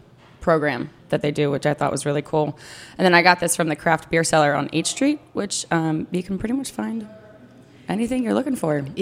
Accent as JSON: {"language": "English", "area": "outside Philadelphia", "region": "New Jersey", "country": "United States", "tie": "born or raised there", "moved": "yes", "lives_now": "Washington, D.C., United States", "said": "I grew up outside of Philadelphia on the South Jersey side, as did the owners of the bar. We all kind of grew up in the little radius of each other."}